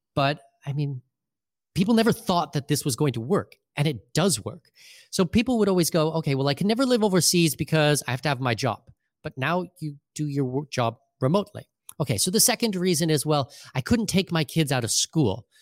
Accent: southwestern Ontario, Canada; moved away as an adult; now in Panama City, Panama; in southwestern Ontario, which is where I grew up.

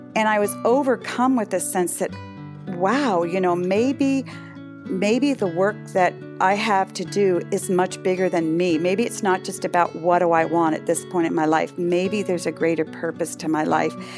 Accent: Concord, Massachusetts, United States; moved away as an adult; also born or lived in northern Michigan; now in Michigan, United States; I grew up in a little town called Concord, Mass

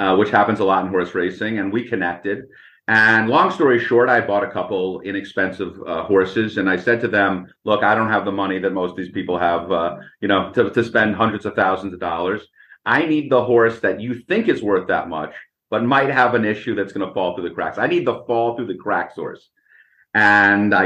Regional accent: Boston, Massachusetts, United States; I grew up in Boston

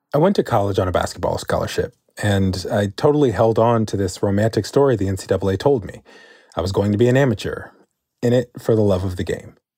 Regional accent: San Antonio, Texas, United States; I was born in San Antonio

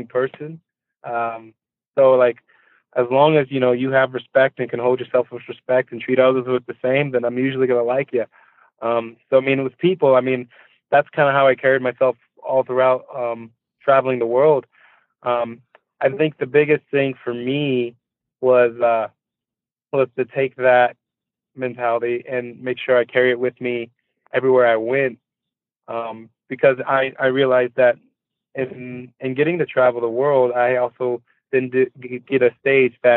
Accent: Columbia, Missouri, United States; moved away as an adult; I grew up in Columbia, Missouri

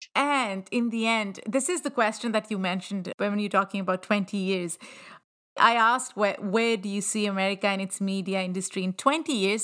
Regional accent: Pakistan; moved away; I grew up in Pakistan

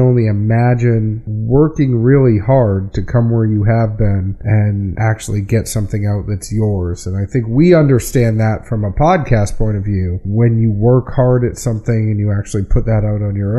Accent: New England, United States; moved away; I'm from New England

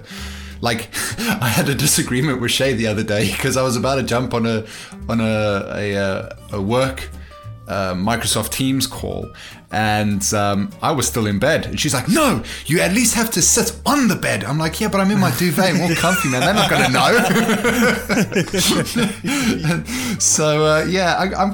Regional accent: South Africa; growing up in South Africa, though, I lived without clothes until like probably the age of 9

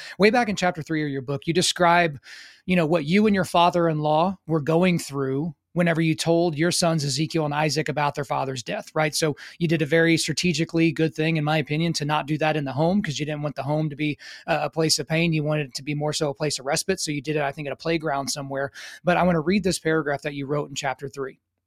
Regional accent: near Fort Sill, Oklahoma, United States; growing up near Fort Sill in Oklahoma

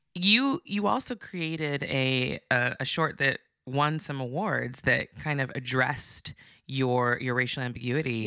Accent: Santa Barbara, California, United States; I'm from Santa Barbara

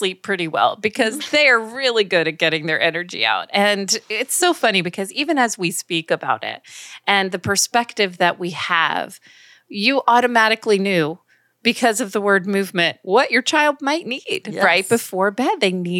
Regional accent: New York, United States; Well, I hear that you're hailing from my home state of New York, even though I do not have any accent.

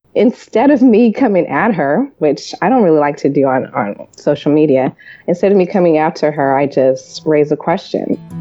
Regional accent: California, United States; i grew up in california

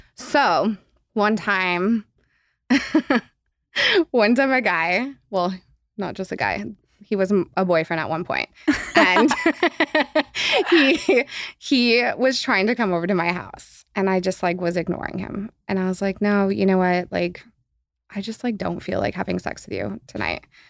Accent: Los Angeles, California, United States; born or raised there

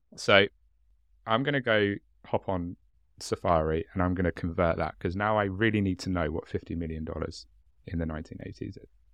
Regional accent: Hastings, South East England, United Kingdom; accent: chav; I'm from Hastings, and we can't speak the English language in Hastings

